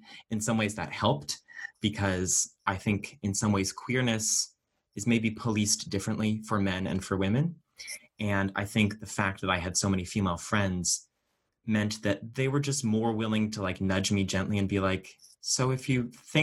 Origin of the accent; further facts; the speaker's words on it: Boston suburbs, Massachusetts, United States; growing up in Massachusetts, especially, you know, the Boston suburbs